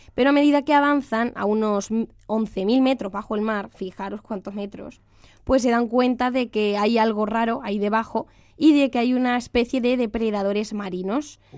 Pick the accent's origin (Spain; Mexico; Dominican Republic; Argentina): Spain; near Albacete, Castilla-La Mancha; Albacete, que esto me voy yo un poco para mi tierra